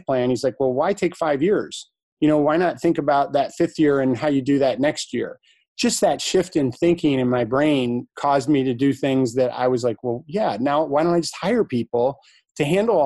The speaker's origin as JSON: {"language": "English", "town": "Ann Arbor", "region": "Michigan", "country": "United States", "tie": "born or raised there", "said": "Came back to my hometown, Ann Arbor"}